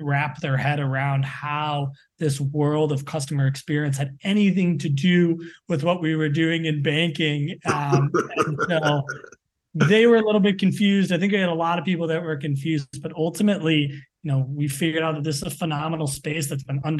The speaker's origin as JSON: {"language": "English", "town": "Evanston", "region": "Illinois", "country": "United States", "tie": "born or raised there", "also_born_or_lived": "Michigan / Chicago / New York City", "moved": "as an adult", "lives_now": "New York, United States", "said": "I grew up right outside of Chicago in Evanston"}